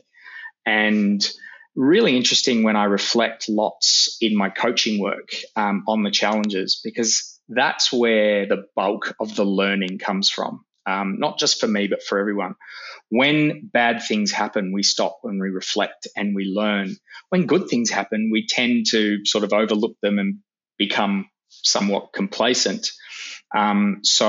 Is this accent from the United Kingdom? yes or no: yes; Manchester, North West England, United Kingdom; now in Melbourne, Australia; I was born in Manchester a long time ago, and we made the long trek out to Melbourne